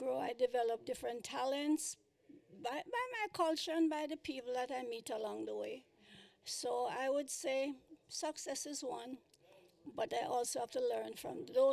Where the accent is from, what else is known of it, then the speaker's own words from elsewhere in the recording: Kingston, Jamaica; moved away as an adult; now in United States; I was born in Kingston, Jamaica